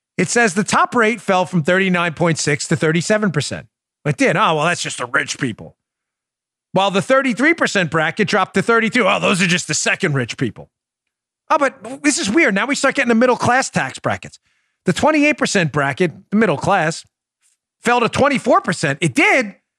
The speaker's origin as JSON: {"language": "English", "town": "New York City", "region": "New York", "country": "United States", "said": "we're both from Queens"}